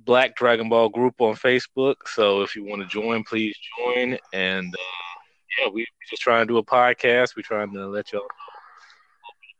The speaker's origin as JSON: {"language": "English", "region": "eastern North Carolina", "country": "United States", "said": "I'm from North Carolina, eastern part of North Carolina"}